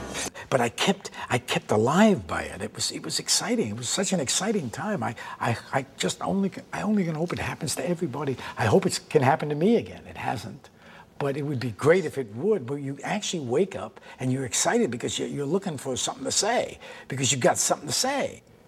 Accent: United States; being an American actor?

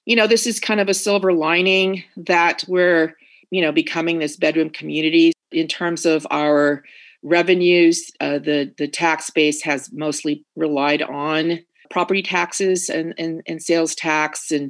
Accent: Oceanside, California, United States; And growing up in Oceanside, actually, my dad grew up in Oceanside. So when I grew up in Oceanside, there were maybe 30,000 people.

